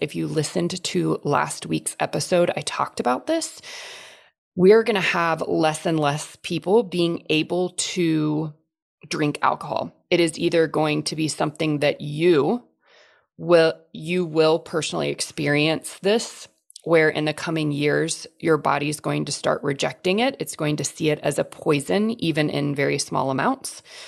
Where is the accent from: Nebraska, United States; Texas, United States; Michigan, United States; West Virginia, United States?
Texas, United States; I grew up in Texas, still live in Texas